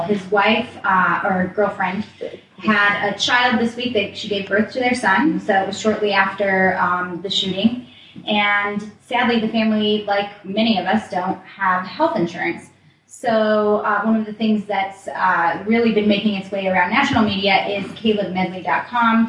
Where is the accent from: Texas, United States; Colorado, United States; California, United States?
Colorado, United States; I'm from Colorado, right. and I grew up uh, in a rural area around guns